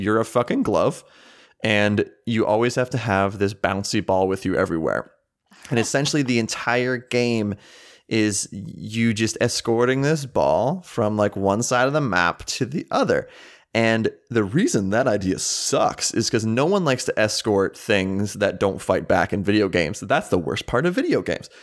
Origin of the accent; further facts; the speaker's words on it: Townville, United States; my hometown was literally called Townville